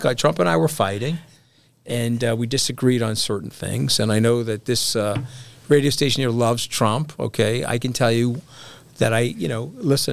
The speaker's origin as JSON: {"language": "English", "area": "Long Island", "region": "New York", "country": "United States", "tie": "born or raised there", "lives_now": "New York City, United States", "said": "I had to grow up on a different island. That would be Long Island"}